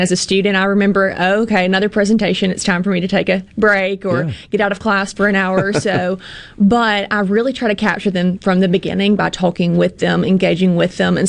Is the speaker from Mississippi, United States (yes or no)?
yes; Pontotoc, Mississippi, United States; I'm from Pontotoc